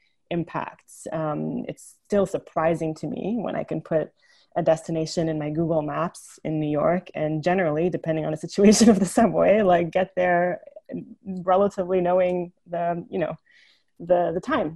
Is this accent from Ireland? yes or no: no; Jerusalem, Palestine; my mother was born and raised in Jerusalem, in East Jerusalem, and I was born there